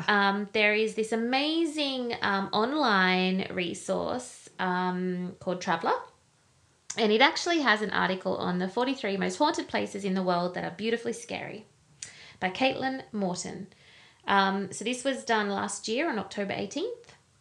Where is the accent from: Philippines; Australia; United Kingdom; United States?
Australia; Not that I don't love Australia. Not that I don't love our beaches and our weather and our beautiful country